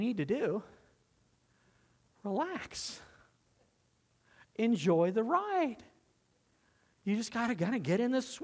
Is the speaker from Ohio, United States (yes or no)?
no; Southern California, United States; we grew up in Southern California, and all my family's from Nebraska